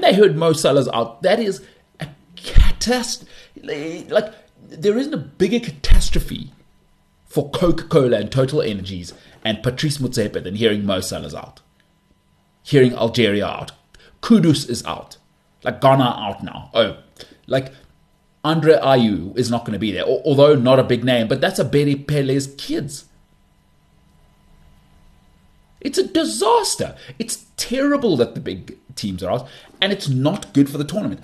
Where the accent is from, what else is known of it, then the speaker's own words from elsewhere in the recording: South Africa; I'm from South Africa.